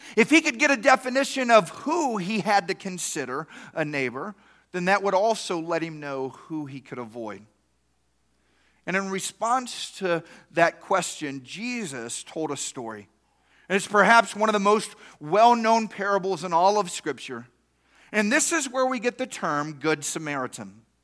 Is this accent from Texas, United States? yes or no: yes; East Texas, United States; I grew up in East Texas